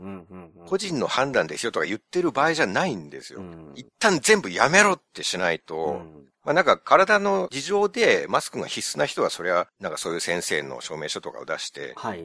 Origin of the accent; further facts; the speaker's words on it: Japan; 日本で生まれ育った日本人